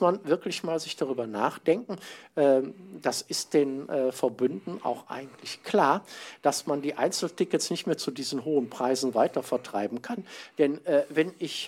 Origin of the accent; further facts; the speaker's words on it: Mönchengladbach, North Rhine-Westphalia, Germany; in Mönchengladbach, um, wo ich herkomme, wo ich mhm. wohne